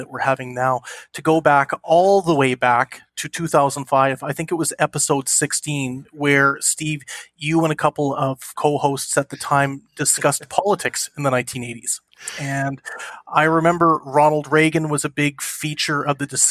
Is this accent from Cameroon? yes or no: no; Canada; in Canada where I grew up